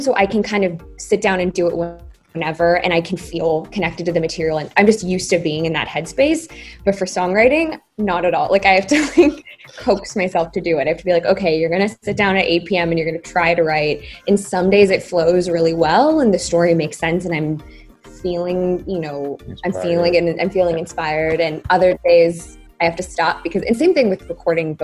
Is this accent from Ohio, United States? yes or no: yes; Columbus, Ohio, United States; now in Los Angeles, United States; I'm from Columbus, Ohio